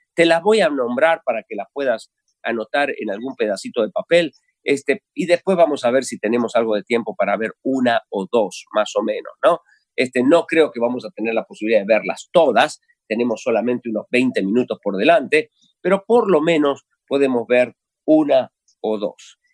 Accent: Argentina; los argentinos hablamos de los vivos

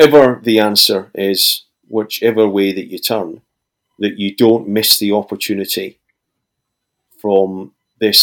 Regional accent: Scotland, United Kingdom; here in my hometown in Scotland

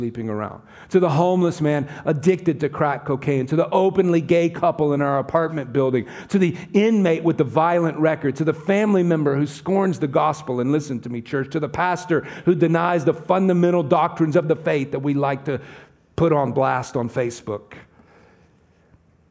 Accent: the South, United States; accent: southern; now in California, United States; I come from the southern part of the United States

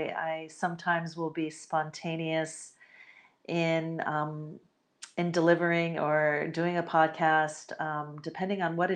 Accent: United States; born there; I myself, I'm Puerto Rican and Spanish, but I was born in the United States of America. So while I am definitely American

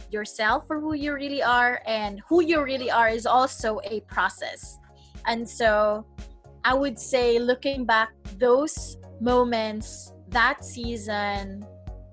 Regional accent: Cebu, Central Visayas, Philippines; I was born and I grew up in a small but beautiful island in the Philippines called Cebu.

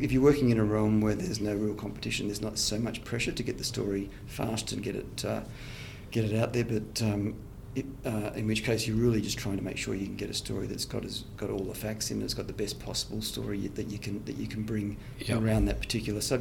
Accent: Sydney, New South Wales, Australia; moved away as an adult; also born or lived in Dubbo; Where I grew up in Sydney, in the western suburbs there

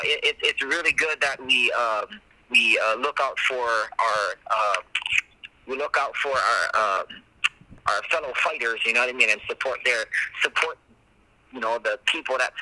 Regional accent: Hawaii, United States; representing my hometown as well, you know, and homeland. So anytime I go to the international, I'm representing America and then Hawaii as well

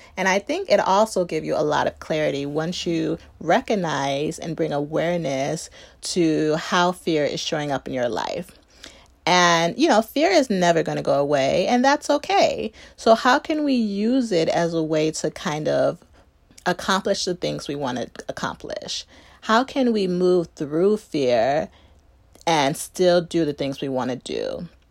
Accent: Chicago, Illinois, United States; grew up in the suburbs of Chicago

